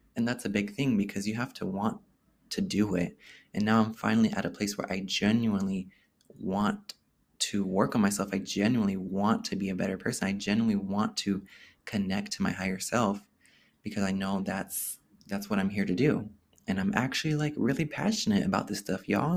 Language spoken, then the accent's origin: English; Oakland, California, United States; growing up in Oakland, being a gay person in Oakland, growing up there as a gay person